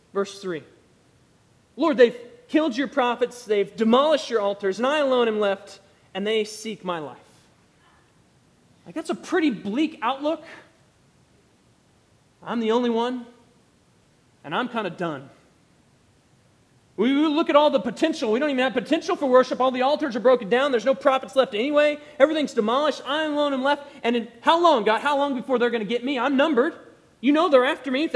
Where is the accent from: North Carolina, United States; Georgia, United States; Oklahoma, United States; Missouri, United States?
Oklahoma, United States; I'm from Oklahoma, we say Baal